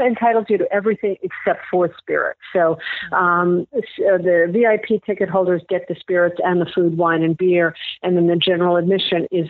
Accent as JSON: {"language": "English", "town": "New York City", "region": "New York", "country": "United States", "moved": "yes", "lives_now": "St. Petersburg, United States", "said": "I'm from New York, mm-hmm. and I'm from the city"}